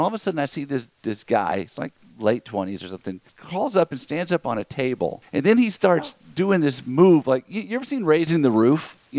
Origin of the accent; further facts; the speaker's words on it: Lafayette, Louisiana, United States; now in Texas, United States; I'm from the U.S., from Texas, but originally from Louisiana. And she goes, what part? I said, Lafayette.